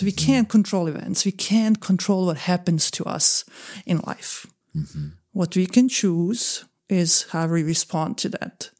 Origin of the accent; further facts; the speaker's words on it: Bosnia & Herzegovina; moved away; also born or lived in Croatia; I am originally from Bosnia and Herzegovina. I'm Croatian from Bosnia and Herzegovina